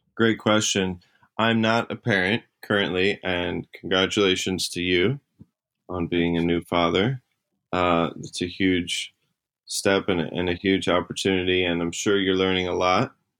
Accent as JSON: {"language": "English", "region": "New Jersey", "country": "United States", "tie": "born or raised there", "said": "I was in New Jersey. That's where I grew up"}